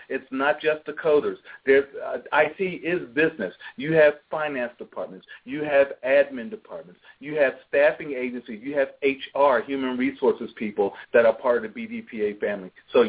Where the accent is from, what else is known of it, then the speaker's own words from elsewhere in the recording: Philadelphia, Pennsylvania, United States; now in Atlanta, United States; I grew up in Philadelphia